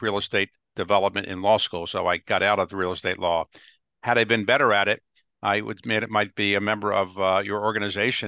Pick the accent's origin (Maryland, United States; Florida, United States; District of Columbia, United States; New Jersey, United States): Maryland, United States; Baltimore; I grew up in Baltimore